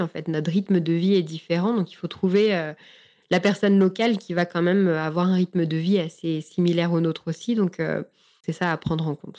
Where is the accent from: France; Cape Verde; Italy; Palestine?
France; moved away as an adult; also born or lived in Montreal, Canada; now in Canada; je suis française